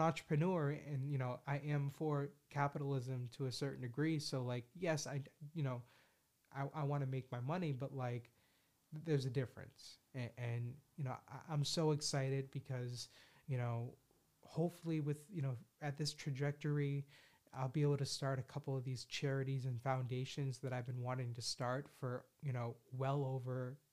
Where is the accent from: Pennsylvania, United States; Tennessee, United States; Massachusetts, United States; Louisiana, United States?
Massachusetts, United States; Boston; Only in Boston, as a Bostonian